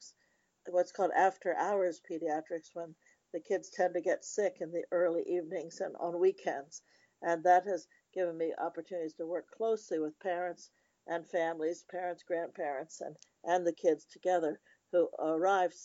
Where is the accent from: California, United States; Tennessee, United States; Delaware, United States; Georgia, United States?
Delaware, United States; moved away as an adult; I grew up in Delaware, a very small state